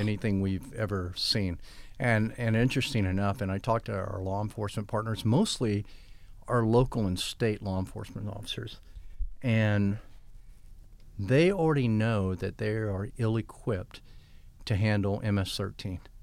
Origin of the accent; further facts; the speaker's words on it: United States; I'm an American